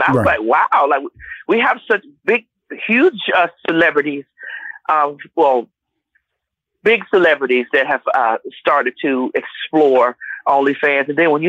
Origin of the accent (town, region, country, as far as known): Miami, Florida, United States; now in Conyers, United States